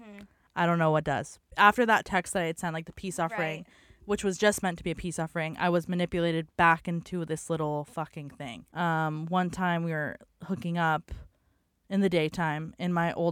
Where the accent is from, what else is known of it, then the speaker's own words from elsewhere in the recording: San Diego, California, United States; I was born on Zion Street in sunny San Diego in 1997.